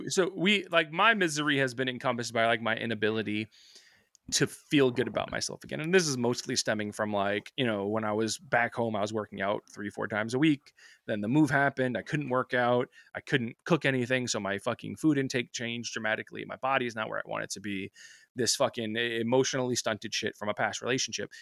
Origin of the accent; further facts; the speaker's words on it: New York, United States; I'm from New York